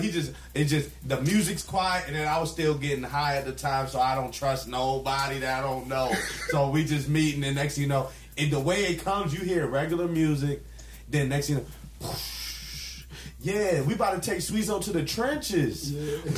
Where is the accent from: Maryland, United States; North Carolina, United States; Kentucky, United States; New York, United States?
Maryland, United States; Mitchellville; I know I'm from Mitchellville